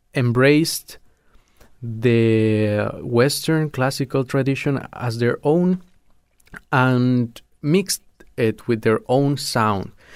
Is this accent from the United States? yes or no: no; Sucre, Chuquisaca, Bolivia; moved away as an adult; also born or lived in La Paz; I am from Sucre, which is the capital of Bolivia